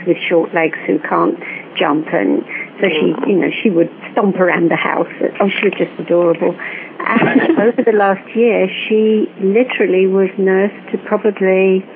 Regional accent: England, United Kingdom; I am English

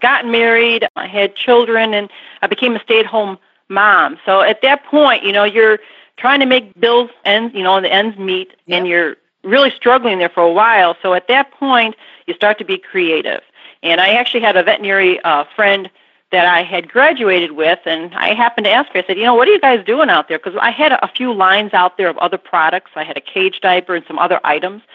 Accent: Burbank, Illinois, United States; on the southwest side of Chicago in a little town called Burbank.

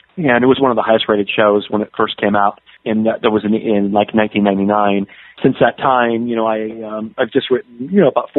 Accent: Southern California, United States; I grew up in Southern California

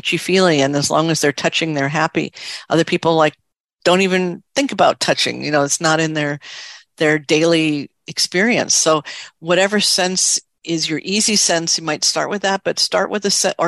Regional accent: New York City, New York, United States; I grew up in New York City

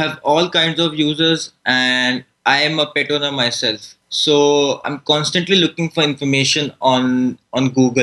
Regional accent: India; I'm from India.

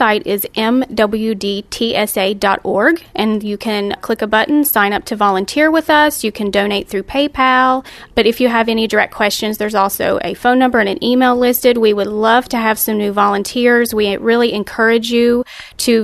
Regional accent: West Virginia, United States; I'm from West Virginia.

